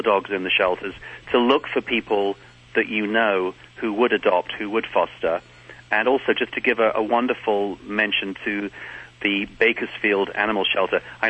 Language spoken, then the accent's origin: English; United Kingdom; now in Los Angeles, United States; as a Brit